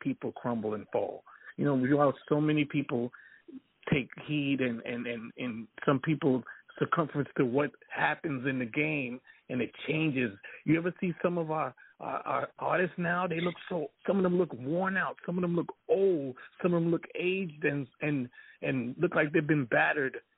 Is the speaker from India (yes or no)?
no; Jamaica; I'm Jamaican